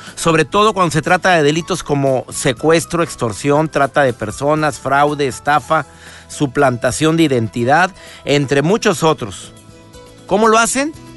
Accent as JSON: {"language": "Spanish", "country": "Mexico", "said": "mi país, en México"}